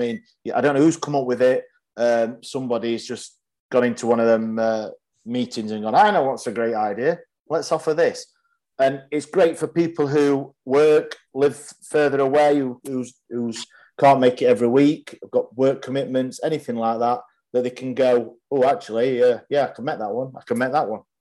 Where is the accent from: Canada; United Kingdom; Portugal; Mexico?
United Kingdom; Yorkshire and the Humber; of course, I'm Yorkshireman.